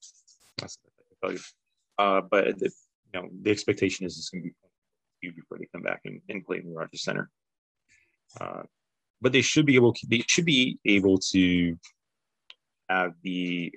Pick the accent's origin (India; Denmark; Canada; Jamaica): Canada; Everybody you know, doesn't like us because we're, you know, Canadian